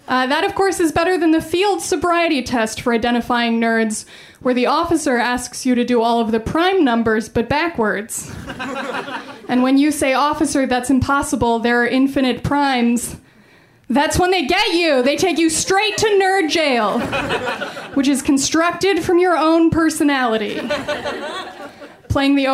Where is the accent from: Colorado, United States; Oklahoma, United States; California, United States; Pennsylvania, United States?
Colorado, United States; Colorado Springs; I'm from Colorado. I grew up in Colorado Springs.